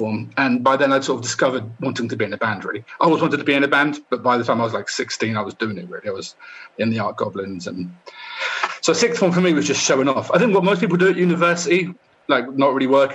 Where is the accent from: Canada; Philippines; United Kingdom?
United Kingdom; Poole, South West England; moved away as an adult; also born or lived in Bournemouth / London; I'm from Bournemouth, or Poole, actually, which is next to Bournemouth